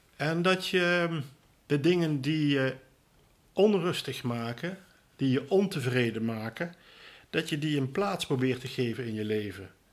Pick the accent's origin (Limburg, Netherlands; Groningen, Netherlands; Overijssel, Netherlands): Limburg, Netherlands; Roermond; also born or lived in Tilburg; Ik ben van origine Limburger, geboren in Roermond in 1957.